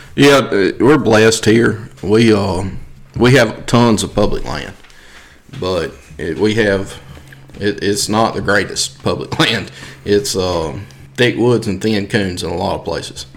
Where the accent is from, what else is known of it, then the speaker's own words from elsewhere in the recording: South Mississippi, United States; I'm from South Mississippi.